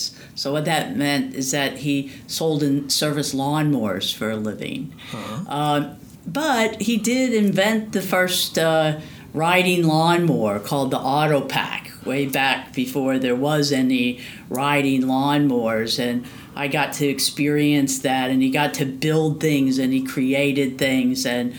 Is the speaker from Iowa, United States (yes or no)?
yes; Davenport, Iowa, United States; Right, so I was born and raised in Iowa, in Davenport, Iowa.